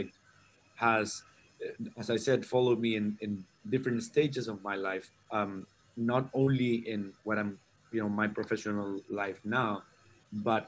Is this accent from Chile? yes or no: yes; Concepción, Biobío, Chile; I'm from Chile, originally from Chile. I grew up in the south of Chile, around 300 miles south of the capital, Santiago